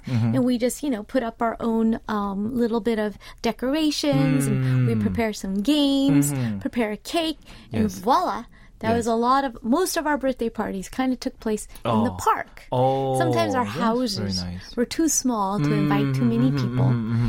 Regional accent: Southern California, United States; now in Seoul, South Korea; I grew up in Southern California, and every neighborhood we all had local parks.

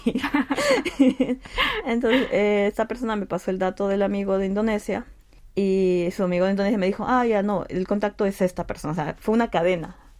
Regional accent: Peru; moved away as an adult; now in Seoul, South Korea; nací en Perú, vine acá a Corea en el 2018 para continuar mis estudios de posgrado

